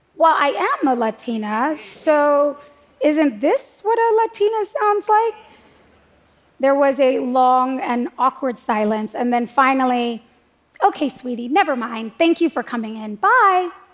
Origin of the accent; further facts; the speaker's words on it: United States; I'm an American